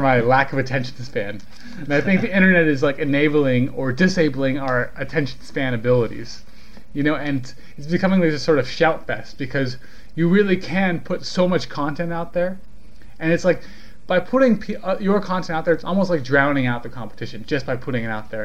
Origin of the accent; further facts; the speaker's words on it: California, United States; I'm from California. Like, that's where I'm from.